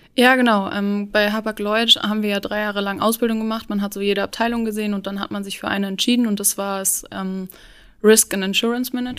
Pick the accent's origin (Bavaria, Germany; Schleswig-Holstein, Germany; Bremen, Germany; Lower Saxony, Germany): Lower Saxony, Germany; Cuxhaven; moved away as an adult; also born or lived in Luxembourg; now in Hamburg, Germany; ich komme eigentlich aus Cuxhaven, also ich bin so ein Küstenkind